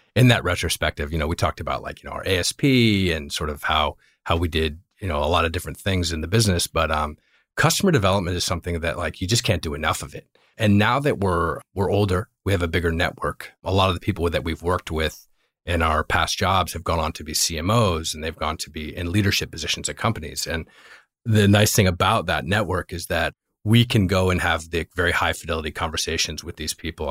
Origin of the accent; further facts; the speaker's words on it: Virginia, United States; also born or lived in Northeast US / Europe / Los Angeles / Bay Area; now in Los Altos, United States; I actually am from Virginia. I grew up in Virginia, spent a bunch of time in the Northeast, a little bit of time in Europe, started my career in LA, and then uh, ended up in the Bay Area and never left.